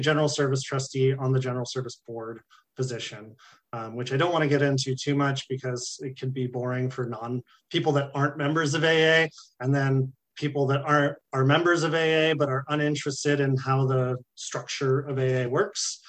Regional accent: California, United States; I'm from California

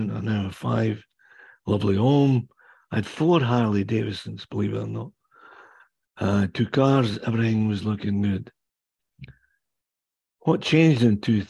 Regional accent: Kingdom of Fife, Scotland, United Kingdom; accent: Scottish; now in Whitby, Canada; I was born and raised in the Kingdom of Fife on the east coast of Scotland

